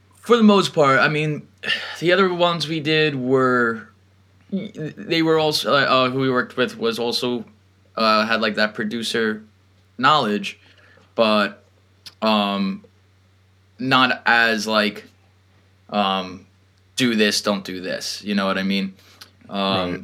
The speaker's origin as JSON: {"language": "English", "area": "Long Island", "region": "New York", "country": "United States", "tie": "born or raised there", "said": "born and raised in Long Island, New York"}